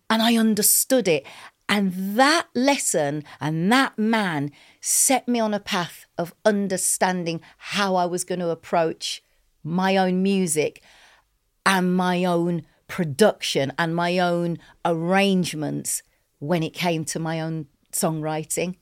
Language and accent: English; England, United Kingdom; we're English, we're not American